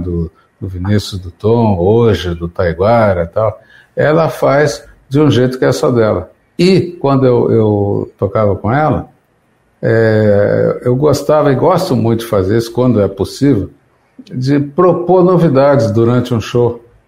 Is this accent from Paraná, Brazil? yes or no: no; São José dos Campos, São Paulo, Brazil; born or raised there; moved away